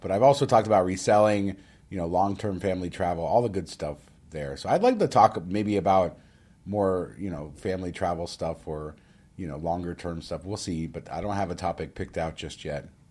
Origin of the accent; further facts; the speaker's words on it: Las Vegas, Nevada, United States; I grew up in Las Vegas